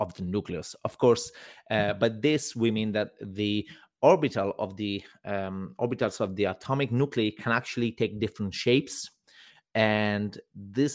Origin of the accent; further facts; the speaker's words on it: Italy; now in Berlin, Germany; In Italy, I come from Italy